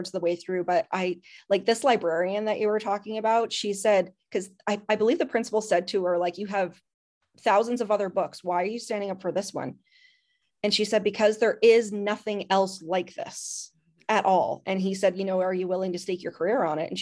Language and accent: English; Canada; I'm Canadian